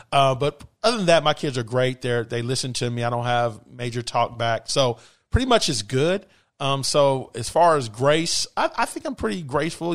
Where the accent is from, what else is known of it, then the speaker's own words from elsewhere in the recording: Bay Area, California, United States; moved away as an adult; also born or lived in Los Angeles; now in South Florida, United States; born and raised in the Bay Area